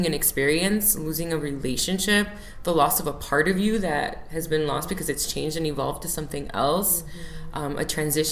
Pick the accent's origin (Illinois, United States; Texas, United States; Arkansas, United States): Illinois, United States; Chicago; also born or lived in Oak Lawn, Illinois; Chicago native. Chicago is a big piece of who I am. I was born and raised in Chicago